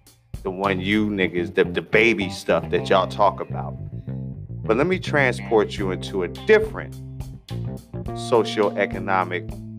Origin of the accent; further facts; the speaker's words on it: United States; me being an American